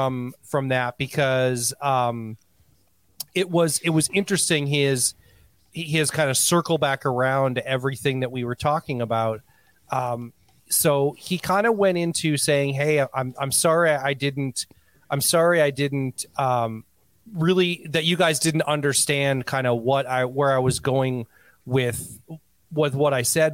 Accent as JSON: {"language": "English", "country": "Canada", "said": "When I said I'm Native Canadian, I meant to say I'm what you would call Native American, but I'm from Canada, which simply means I'm an Indian."}